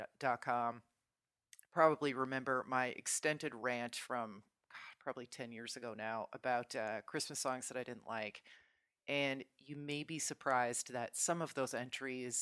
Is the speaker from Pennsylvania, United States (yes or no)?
no; New Jersey, United States; I'm from New Jersey